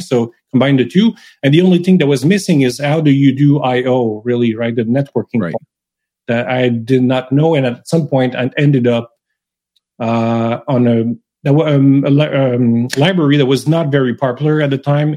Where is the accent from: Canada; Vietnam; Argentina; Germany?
Canada; first language French; English is a second language; also born or lived in Montreal; I'm French Canadian, right? I, am mm-hmm. French. I've been speaking French my whole life. I was raised in French, school in French